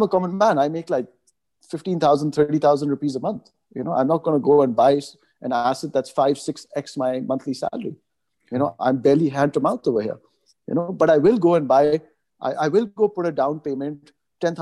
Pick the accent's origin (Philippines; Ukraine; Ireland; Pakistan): Pakistan; moved away as an adult; also born or lived in Canada; I moved from Pakistan after my high school and I went for college to Canada